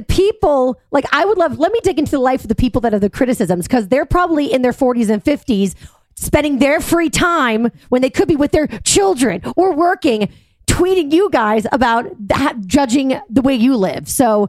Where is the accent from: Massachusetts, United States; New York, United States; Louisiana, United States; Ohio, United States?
Massachusetts, United States; Boston; born or raised there